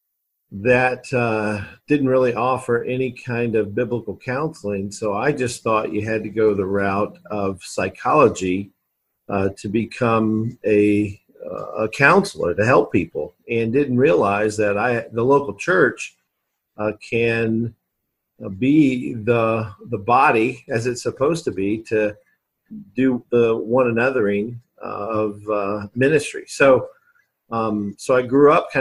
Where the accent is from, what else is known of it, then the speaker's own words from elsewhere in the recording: Alabama, United States; also born or lived in Kentucky; now in Indianapolis, United States; I was born in Kentucky, and then lived really most of my life in Alabama. So I'm kind of an Alabama guy, really